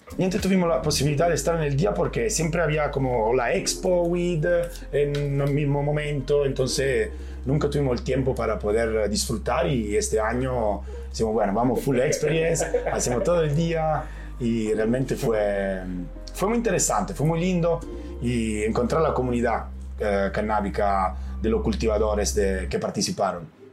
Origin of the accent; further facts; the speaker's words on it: northern Italy, Italy; Spanish is a second language; now in Amsterdam, Netherlands; soy, de Italia y llego de un pueblo, pueblo muy, muy pequeño en la montaña del norte de Italia.